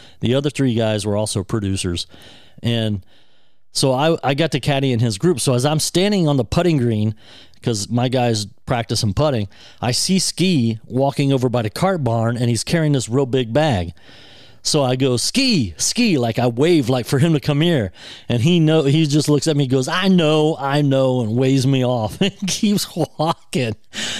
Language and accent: English; Ohio, United States; I'm from Ohio, come from Ohio